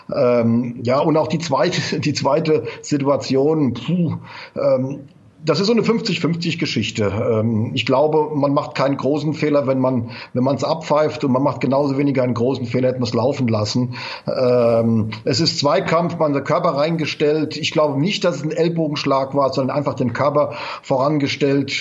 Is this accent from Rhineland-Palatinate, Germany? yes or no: yes; Mainz, Rhineland-Palatinate, Germany; ich bin in Mainz geboren